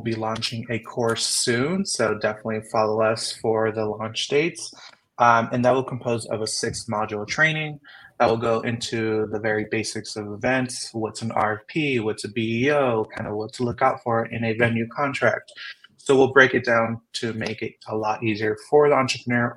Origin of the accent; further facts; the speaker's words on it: Southern California, United States; moved away as an adult; also born or lived in San Diego; now in Las Vegas, United States; I grew up in Southern California